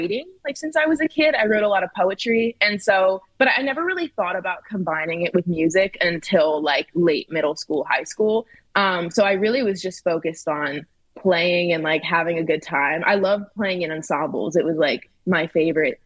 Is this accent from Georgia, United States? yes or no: no; Philadelphia, Pennsylvania, United States; I'm originally from Philly.